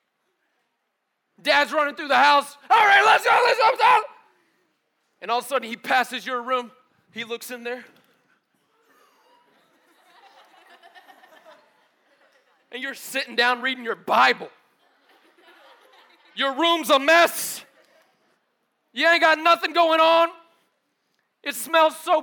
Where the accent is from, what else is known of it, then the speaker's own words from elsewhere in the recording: United States; as an American